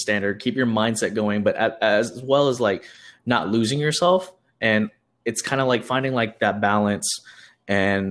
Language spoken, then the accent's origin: English; Houston, Texas, United States; I am from Houston, Texas